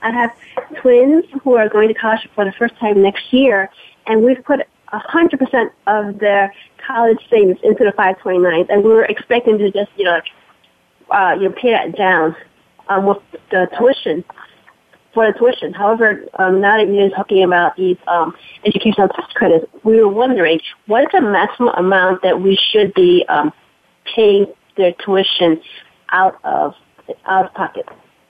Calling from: New York, United States; New York.

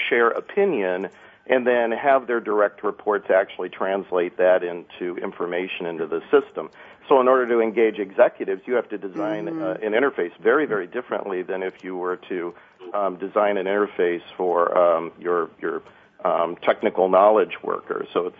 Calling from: Michigan, United States; Well, I'm here in southeast Michigan, enjoyed a nice weekend out in sunny Southern California, got back yesterday

